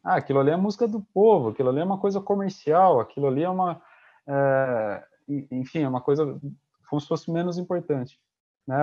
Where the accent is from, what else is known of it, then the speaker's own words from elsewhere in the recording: interior of São Paulo, Brazil; now in Paraná, Brazil; Eu sou do interior de São Paulo, de uma cidade pequena